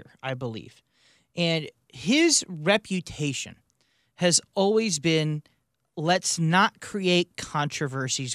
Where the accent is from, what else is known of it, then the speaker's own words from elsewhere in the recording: United States; as an American